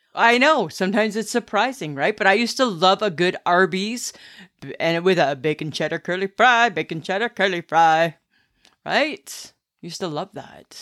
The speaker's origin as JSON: {"language": "English", "town": "Stayner", "region": "Ontario", "country": "Canada", "tie": "born or raised there", "said": "growing up in Stainer and Collingwood"}